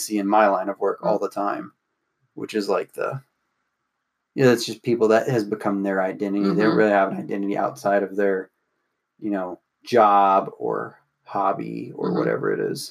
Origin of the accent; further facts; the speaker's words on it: United States; we're American